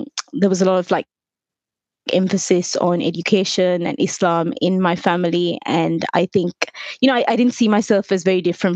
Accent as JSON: {"language": "English", "town": "Colombo", "region": "Western Province", "country": "Sri Lanka", "tie": "born or raised there", "moved": "yes", "lives_now": "United Kingdom", "said": "I grew up in Colombo"}